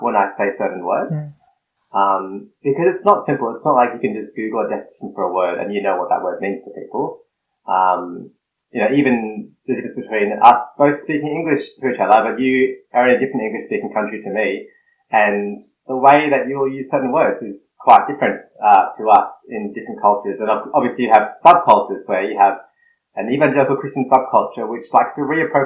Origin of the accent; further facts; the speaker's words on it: Snowy Mountains, New South Wales, Australia; I grew up in the country, in the Snowy Mountains, in the cold part of Australia, down south, and I identify as bicultural, so I'm Filipino-Australian.